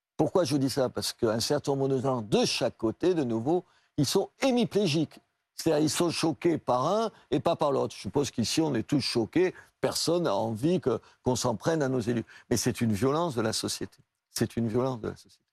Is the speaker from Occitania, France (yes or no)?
yes; Brusque, Occitania, France; also born or lived in Algeria; now in Béziers, France; quand j'étais petit, j'habitais à Brusque, pieds noirs. Et après, à Brusque, dans un village de l'Aveyron